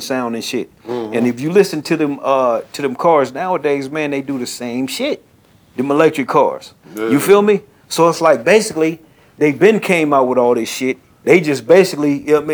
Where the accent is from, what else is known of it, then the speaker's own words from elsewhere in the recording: San Bernardino, California, United States; moved away; my hometown in San Bernardino